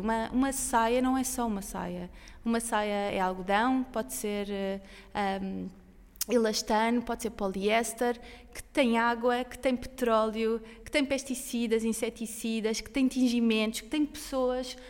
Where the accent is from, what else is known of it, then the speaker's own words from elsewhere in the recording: Sintra, Lisbon, Portugal; é um lugar bonito. Eu, eu, eu, sou de Sintra